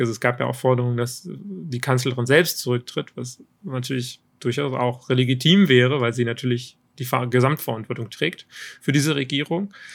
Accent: Germany; als Deutsche

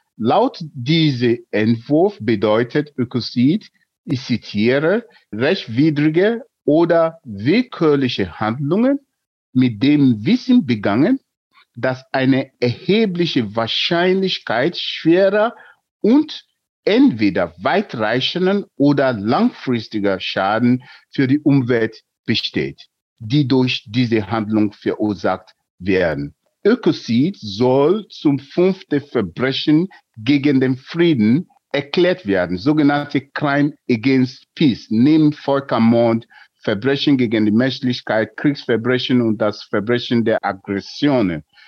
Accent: Nigeria; German is a second language; moved away as an adult; now in Germany; Ich bin in Nigeria geboren und vor mehr als drei Jahrzehnten nach Deutschland geflüchtet

